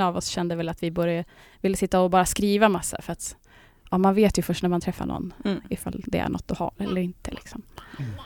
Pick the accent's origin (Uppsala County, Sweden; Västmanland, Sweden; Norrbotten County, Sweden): Västmanland, Sweden; Västerås; now in Trosa, Sweden; jag kommer från Västerås eh, från början